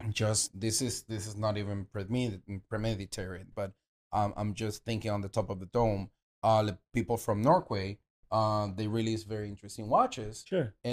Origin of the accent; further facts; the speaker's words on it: Venezuela; Uh, and I'm Latino and from Venezuela.